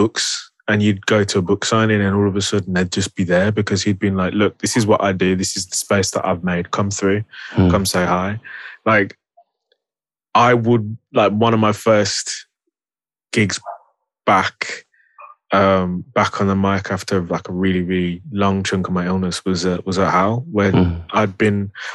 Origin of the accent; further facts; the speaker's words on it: Birmingham, West Midlands, United Kingdom; I'm a Brummie